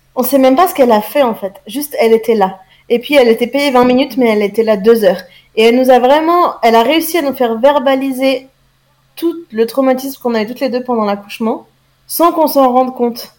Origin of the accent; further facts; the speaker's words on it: France; je suis française